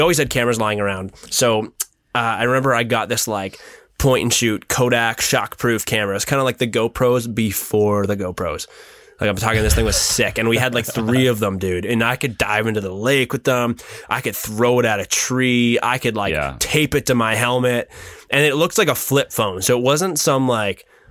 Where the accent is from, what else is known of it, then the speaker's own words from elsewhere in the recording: Midhurst, Ontario, Canada; it's a cool little small town, and and yeah, that's that's where I'm from.